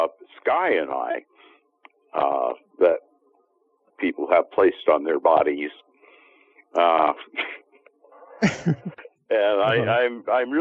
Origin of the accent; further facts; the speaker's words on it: Poughkeepsie, New York, United States; also born or lived in South Dakota; now in Long Beach, United States; I'm from the frozen north. I'm from Poughkeepsie. And I used to live in South Dakota